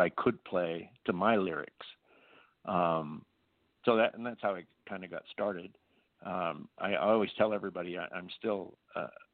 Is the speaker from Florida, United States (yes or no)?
no; Virginia City, Nevada, United States; I grew up in Nevada. I actually grew up in Virginia City, Nevada